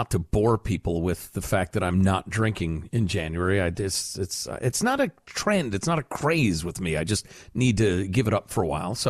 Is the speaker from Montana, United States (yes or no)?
no; Chicago, Illinois, United States; I grew up in Chicagoland